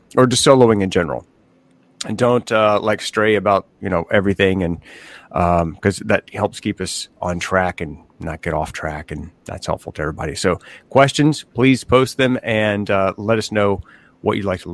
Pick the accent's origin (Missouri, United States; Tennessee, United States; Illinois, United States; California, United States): Tennessee, United States; I'm from Tennessee